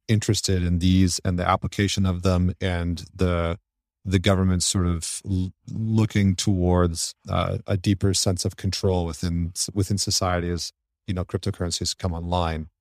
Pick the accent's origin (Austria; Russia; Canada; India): Canada; moved away; I'm originally from Canada